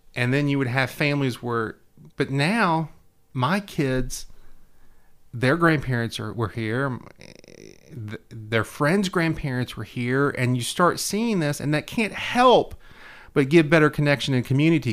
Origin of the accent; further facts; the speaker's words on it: Hendersonville, Tennessee, United States; my hometown